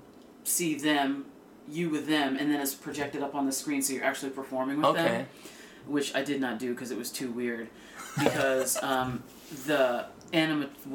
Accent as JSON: {"language": "English", "country": "United States", "said": "I'm an American"}